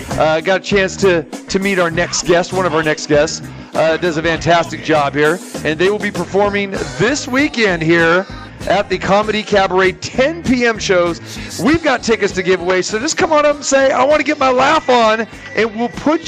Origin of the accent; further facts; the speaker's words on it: Green Bay, Wisconsin, United States; moved away; she knew I was from Green Bay